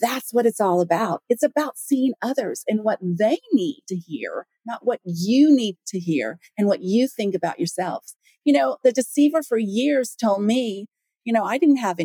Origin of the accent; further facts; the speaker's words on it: Las Vegas, Nevada, United States; I grew up in Las Vegas